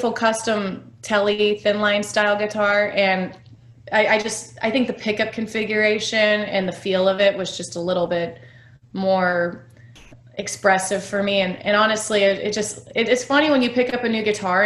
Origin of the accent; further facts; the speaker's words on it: Kansas City, Missouri, United States; growing up in Kansas City